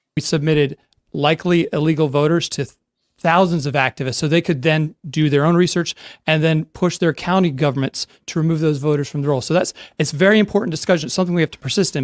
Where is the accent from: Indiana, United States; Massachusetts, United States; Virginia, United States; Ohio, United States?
Virginia, United States; my home state of Virginia